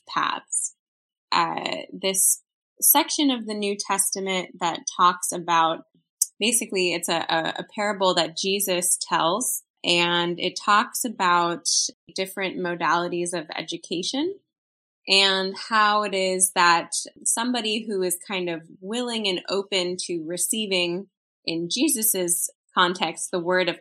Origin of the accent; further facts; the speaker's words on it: Chicago, Illinois, United States; I grew up in Chicago, Illinois